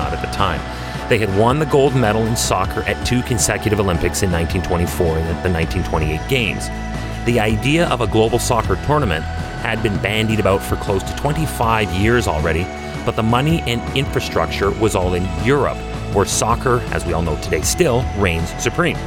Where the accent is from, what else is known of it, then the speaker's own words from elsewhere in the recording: Canada; I'm a Canadian